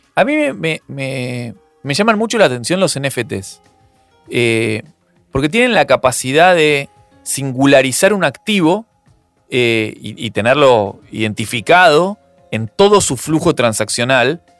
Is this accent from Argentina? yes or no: yes; Argentina